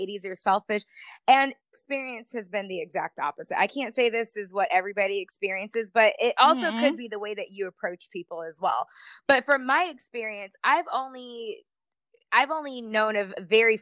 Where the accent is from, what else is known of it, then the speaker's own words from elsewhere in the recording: Tampa, Florida, United States; I'm from the Tampa area